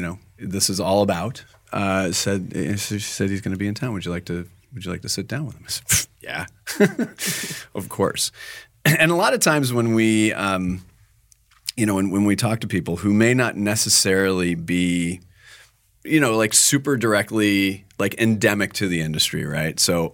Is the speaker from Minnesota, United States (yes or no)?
yes; Minnesota, United States; I'm a native of Minnesota. And I just said Target. I did not said it like I was from Minnesota again.